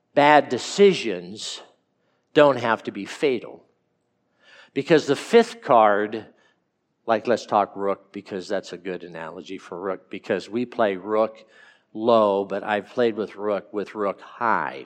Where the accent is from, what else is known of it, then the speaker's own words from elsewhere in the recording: California, United States; I'm from California and, and grew up